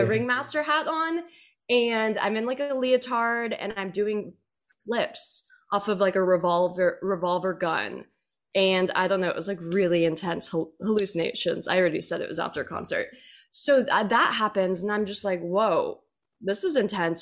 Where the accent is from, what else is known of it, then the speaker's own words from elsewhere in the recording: Texas, United States; also born or lived in Nashville; now in Los Angeles, United States; I grew up in Texas and then moved out here to L